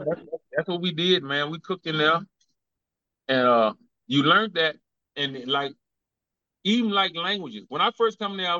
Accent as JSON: {"language": "English", "town": "Chattanooga", "region": "Tennessee", "country": "United States", "said": "I'm from Chattanooga, Tennessee, from the West Side."}